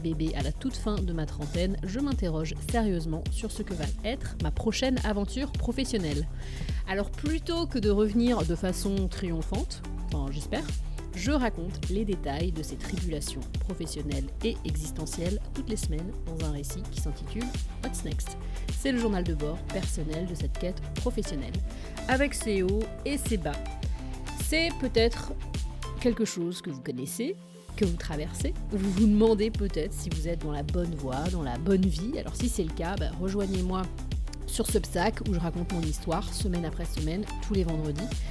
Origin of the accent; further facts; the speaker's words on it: France; moved away as an adult; now in Boston, United States; je suis française, je vis aux États-Unis, à Boston, depuis un peu plus de 10 ans